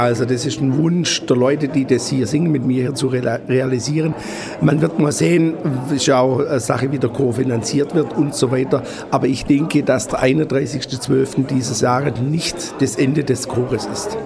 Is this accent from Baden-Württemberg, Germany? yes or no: yes; the Swabian Alb, Baden-Württemberg, Germany; bei mir in meiner Heimat